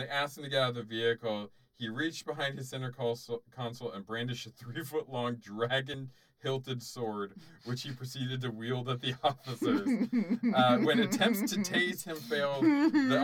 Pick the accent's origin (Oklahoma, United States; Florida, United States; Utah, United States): Florida, United States; I grew up in Florida